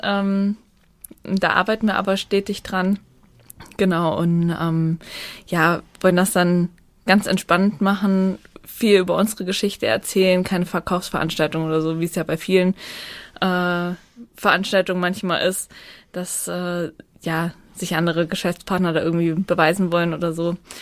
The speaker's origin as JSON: {"language": "German", "town": "Naumburg", "region": "Hesse", "country": "Germany", "said": "Ich komme aus Naumburg"}